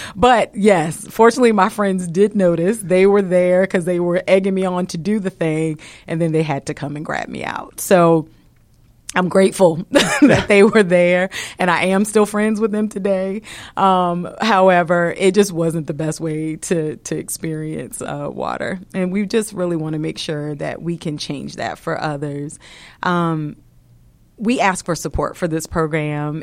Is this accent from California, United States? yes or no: no; Virginia, United States; moved away as an adult; now in Atlanta, United States; I hail from Virginia